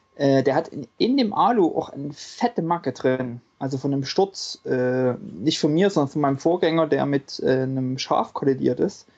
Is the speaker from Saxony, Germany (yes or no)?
yes; about 20 km from Leipzig, Saxony, Germany; ich komme ja sozusagen nicht ganz aus Leipzig